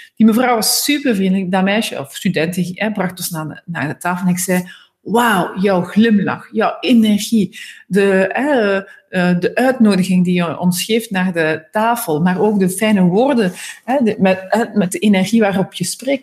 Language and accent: Dutch; Ghent, Flanders, Belgium; moved away; naar Gent gegaan, dus mijn geboortestad.